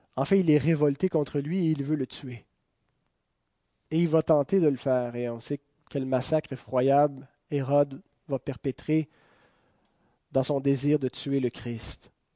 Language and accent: French; Quebec, Canada; Nous sommes citoyens de ce pays, nous sommes des Canadiens, nous sommes des Québécois